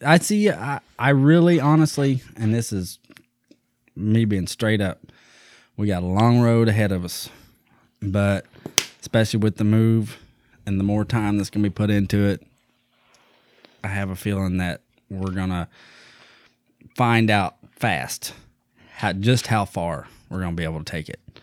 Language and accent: English; Eastern Kentucky, United States; I come from Eastern Kentucky